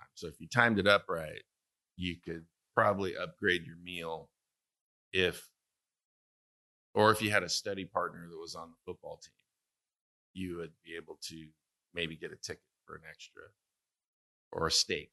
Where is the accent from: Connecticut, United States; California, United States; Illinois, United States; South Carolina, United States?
California, United States; Santa Maria; moved away; tri-tip, which is from my hometown